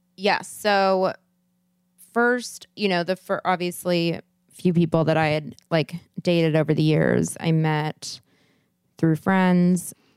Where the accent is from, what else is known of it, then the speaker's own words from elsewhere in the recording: Santa Monica, California, United States; I'm from L